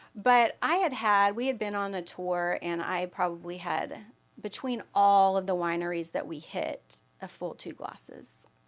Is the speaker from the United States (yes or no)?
yes; Austin, Texas, United States; also born or lived in Dallas, Texas / Allen, Texas; Even though I'm from Austin, I had lived in Dallas or Allen, Texas